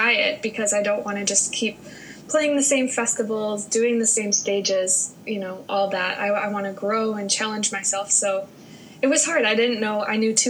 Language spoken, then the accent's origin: English; Wisconsin, United States; moved away as an adult; also born or lived in Madison, Wisconsin; now in Los Angeles, United States; my hometown mm-hmm. in Wisconsin.